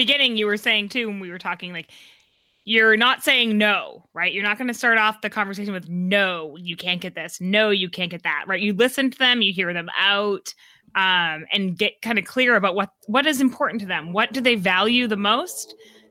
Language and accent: English; New England, United States; I'm from New England